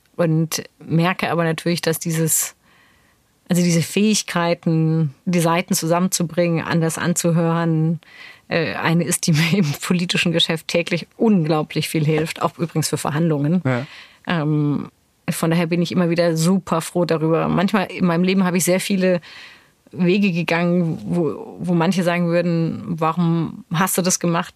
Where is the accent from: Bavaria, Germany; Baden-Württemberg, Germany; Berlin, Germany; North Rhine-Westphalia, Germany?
Baden-Württemberg, Germany; Neuenburg am Rhein; wo ich aufgewachsen bin, ist eine Kleinstadt Neuenburg am Rhein